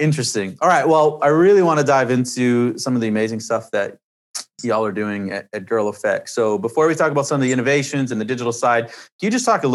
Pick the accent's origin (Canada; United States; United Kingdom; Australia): Canada; I'm from Canada